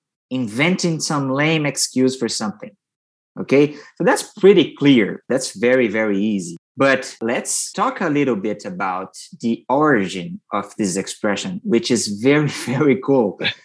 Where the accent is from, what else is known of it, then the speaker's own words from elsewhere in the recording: Brazil; now in Divinópolis, Brazil; I am from Brazil, and I'm talking to you from Divinópolis, Minas Gerais.